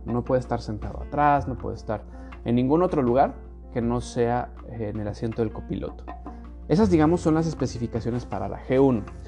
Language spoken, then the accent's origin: Spanish; Mexico; first language Spanish; now in Canada; yo, como mexicano